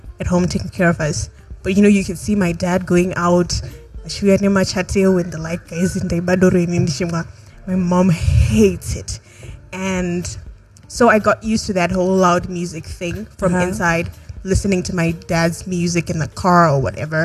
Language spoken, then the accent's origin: English; Bulawayo, Zimbabwe; we're from Wabulawayo